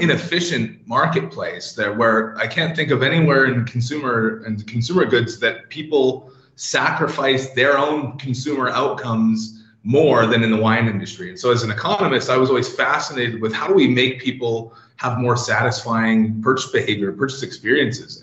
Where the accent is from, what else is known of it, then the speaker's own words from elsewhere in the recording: Canada; moved away as an adult; now in London, United Kingdom; as you can tell from the accent and what I mentioned earlier about the weather, I'm, I'm originally from Canada. I've been in Europe for about 12 years now